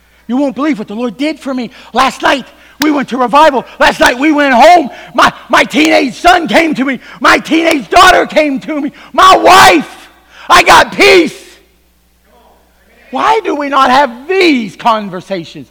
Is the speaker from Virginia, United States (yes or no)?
yes; Virginia, United States; I am from Virginia